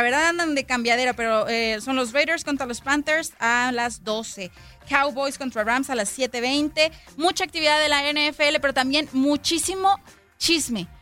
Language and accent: Spanish; Mexico; los que somos mexicanos